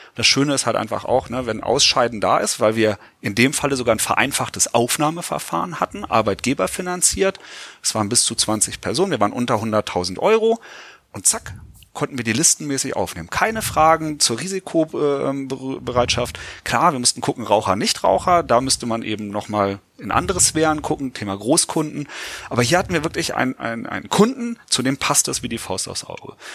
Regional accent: Göttingen, Lower Saxony, Germany; Ich komme aus Göttingen, wir haben da einen Erstliga-Club

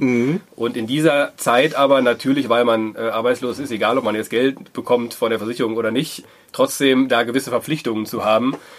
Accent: Wuppertal, North Rhine-Westphalia, Germany; moved away as an adult; also born or lived in southern Germany; now in Dortmund, Germany; ich komme gebürtig aus Wuppertal, äh, wohne aber seit 13, 14 Jahren mittlerweile in Dortmund

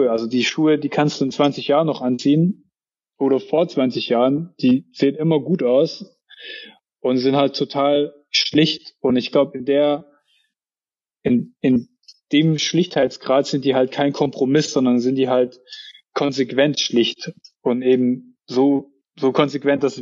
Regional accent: Baden-Württemberg, Germany; Dann kosten irgendwie 700, 800 Euro so sehe ich halt dann als Schwabe auch nicht immer ein, mir sowas zu kaufen.

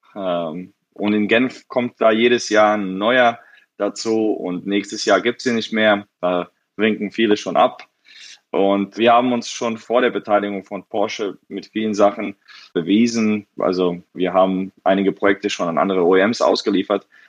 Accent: Frankfurt, Hesse, Germany; also born or lived in Bosnia; ich wurde geboren in Bosnien, aber damals war's Jugoslawien und dann ging der Krieg los und dann sind meine Eltern nach Frankfurt ausgewandert, als ich zwei Jahre alt war

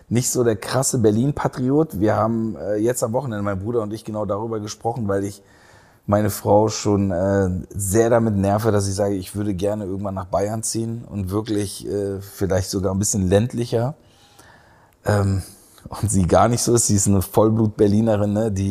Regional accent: Istanbul, Turkey; also born or lived in Aachen / Heidelberg; Istanbul war meine Heimat und ähm, dann war ich in Aachen und ähm, dann wurde ich ja auch nicht gefragt, ob ich ja wegziehen will.

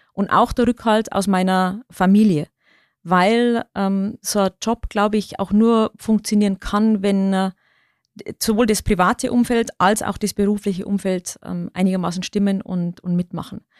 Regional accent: Bavarian Forest, Germany; accent: Lower Bavarian; moved away; ich bin gebürtige Niederbayerin, ich komme aus dem Bayerischen Wald. Das ist meine Heimat.

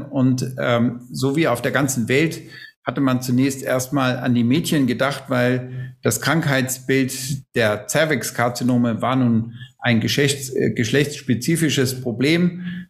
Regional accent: Schleswig-Holstein, Germany; moved away as an adult; also born or lived in Lübeck; now in Munich, Germany; bin eigentlich äh, Schleswig-Holsteiner, der jetzt in seinem Leben länger in Bayern mittlerweile lebt, als er in Schleswig-Holstein aufgewachsen ist und studiert hat

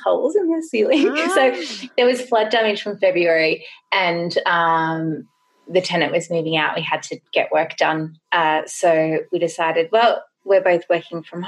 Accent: Grays Point, New South Wales, Australia; I grew up in Grays Point, which is right in the national

